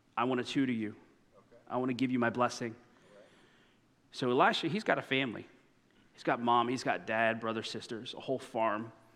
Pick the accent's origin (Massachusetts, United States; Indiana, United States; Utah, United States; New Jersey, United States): Indiana, United States; moved away as an adult; I grew up in Indiana